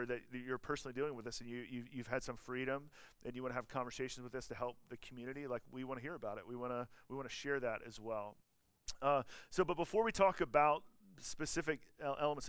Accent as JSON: {"language": "English", "region": "Georgia", "country": "United States", "moved": "yes", "said": "I'm from Georgia"}